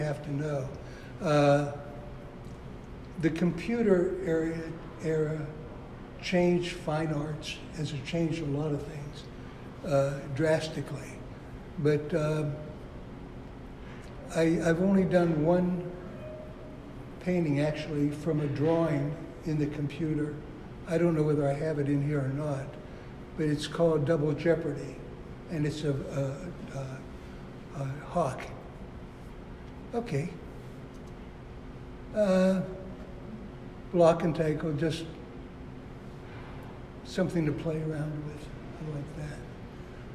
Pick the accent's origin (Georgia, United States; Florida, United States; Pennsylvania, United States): Pennsylvania, United States; Pittsburgh; moved away as an adult; also born or lived in California; I was born and raised in Pittsburgh, Pennsylvania